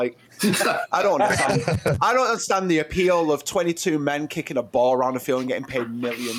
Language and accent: English; Manchester, North West England, United Kingdom; I'm from the UK. Manchester